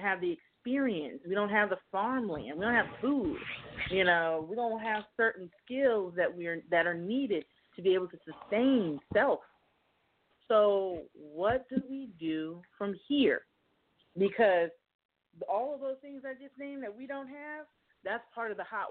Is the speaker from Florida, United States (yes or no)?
yes; Miami, Florida, United States; I am from Miami